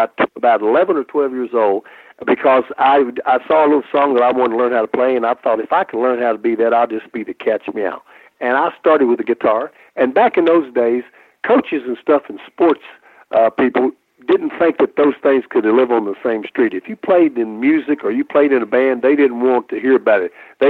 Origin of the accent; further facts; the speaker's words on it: Kentucky, United States; I'm from Kentucky here, and about everybody down here in the South.